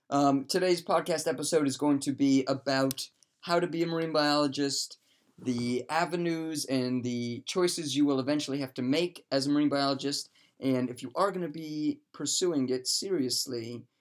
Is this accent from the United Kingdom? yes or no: yes; England, United Kingdom